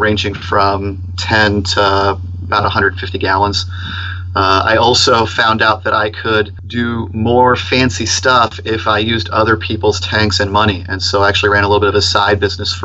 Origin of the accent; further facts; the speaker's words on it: Tampa, Florida, United States; I grew up here in Tampa around the Hillsborough River